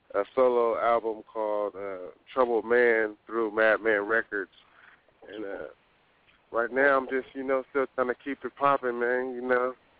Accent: Sacramento, California, United States; I'm from South Sacramento. You know, I grew up in the South area, all around Meadowview, Florence

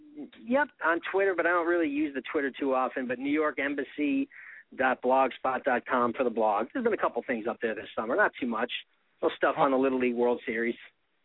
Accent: New England, United States; moved away; My hometown actually almost made it this year for the second year in a row. Once they got knocked out in the New England semifinals

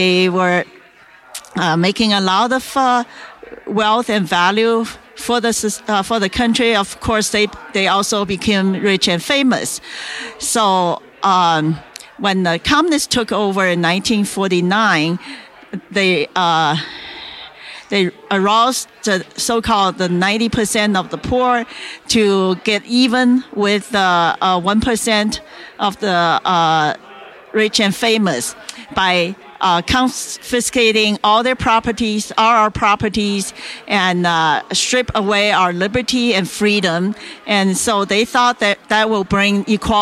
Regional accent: China; moved away; I was born in China in the 1950s

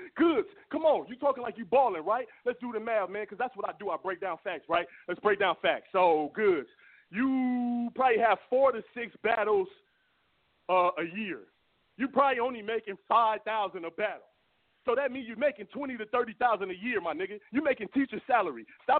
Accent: Los Angeles, California, United States; hey, listen, I'm from South Central, nigga.

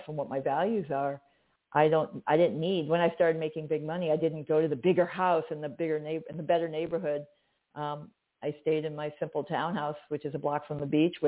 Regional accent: Chicago, Illinois, United States; I'm direct. I'm from Chicago. We say what we mean

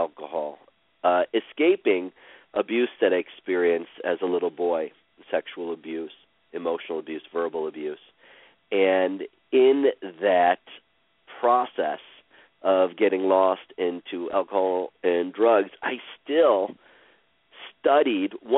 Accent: Cleveland, Ohio, United States; I was born in Cleveland, Ohio, on April 24th, 1968

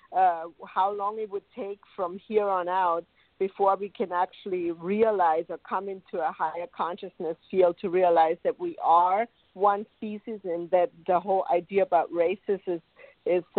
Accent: Munich, Bavaria, Germany; now in United States; I'm from Germany, so I was born in Europe. I was born in Munich

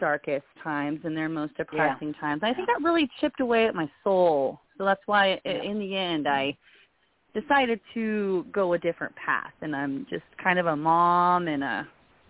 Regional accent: California, United States; moved away as an adult; also born or lived in Missouri; I had actually been born and raised in California

